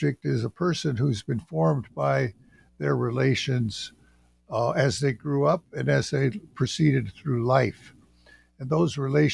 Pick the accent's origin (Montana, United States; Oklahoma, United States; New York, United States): Montana, United States; western; moved away as an adult; My background is that I'm from the Salish and Kootenai tribes in western Montana, and I grew up in western Montana.